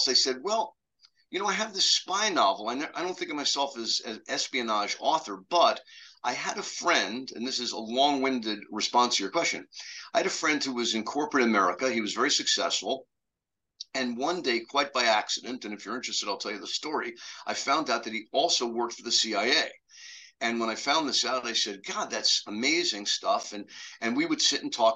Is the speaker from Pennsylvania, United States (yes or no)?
no; New York City, New York, United States; I grew up in New York City